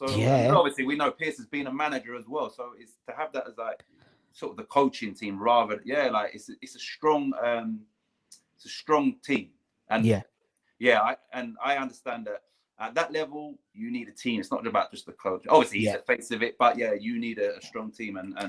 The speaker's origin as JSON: {"language": "English", "region": "London", "country": "United Kingdom", "tie": "born or raised there", "said": "And I grew up on Putney Vale State, which is where Wimbledon used to train, you know?"}